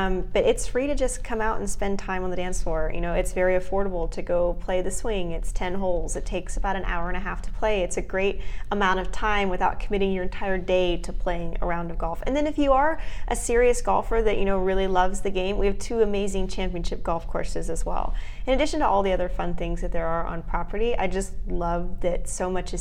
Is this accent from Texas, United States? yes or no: yes; Frisco, Texas, United States; It's in my hometown.